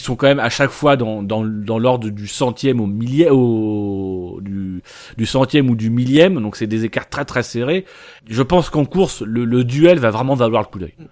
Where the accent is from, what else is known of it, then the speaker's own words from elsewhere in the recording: Normandy, France; nous on est originaire de Normandie